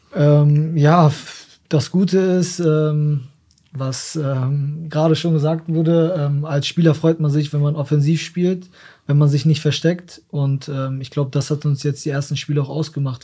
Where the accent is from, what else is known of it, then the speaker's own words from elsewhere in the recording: Osnabrück, Lower Saxony, Germany; Ich komme aus Osnabrück, ich bin Osnabrücker, meine Familie ist hier, meine Freunde sind hier, ich war immer hier